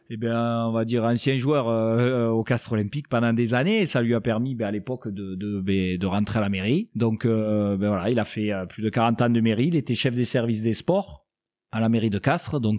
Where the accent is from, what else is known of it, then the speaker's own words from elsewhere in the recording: Apulia, Italy; now in France; Donc, il fallait savoir je suis originaire des Pouilles. Euh, c'est dans les, euh, vraiment dans le sud de l'Italie, dans la botte, dans le talon.